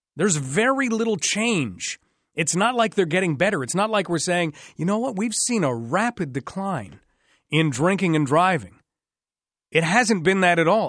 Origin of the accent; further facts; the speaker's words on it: Ottawa, Ontario, Canada; now in London, Canada; I grew up in the Ottawa area